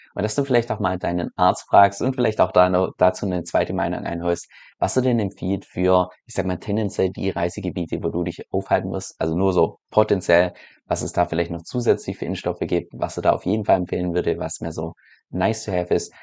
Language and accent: German; Germany; als Deutscher innerhalb von Europa